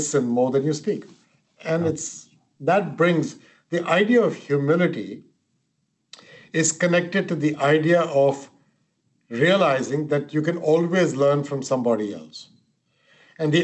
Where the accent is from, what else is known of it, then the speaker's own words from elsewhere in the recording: India; moved away; I'm of Indian origin, and the country I came from